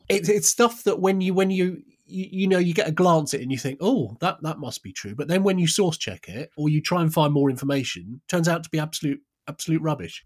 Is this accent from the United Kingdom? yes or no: yes; United Kingdom; I'm British